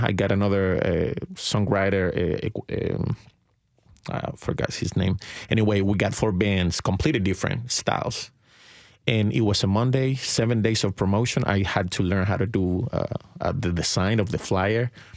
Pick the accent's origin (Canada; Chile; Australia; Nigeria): Chile; now in Nashville, United States; I'm from Chile, and I, and I moved to the States in two thousand five